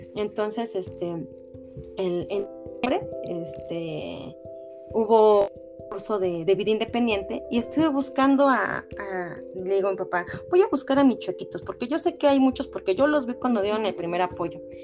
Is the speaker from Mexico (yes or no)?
yes; Cardonal, Hidalgo, Mexico; also born or lived in Pachuca; Mejor me regreso a mi pueblo a vivir aquí en el DECA Cardonal con mi papá